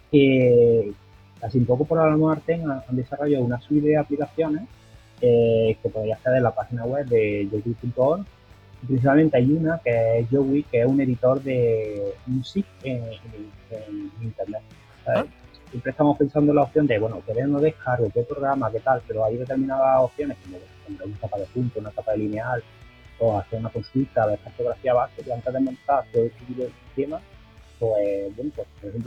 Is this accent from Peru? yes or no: no; Andalusia, Spain; soy, aquí de Andalucía